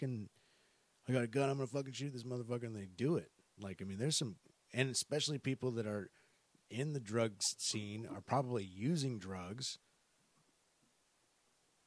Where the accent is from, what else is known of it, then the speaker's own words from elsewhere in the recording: Tacoma, Washington, United States; we grew up in Tacoma.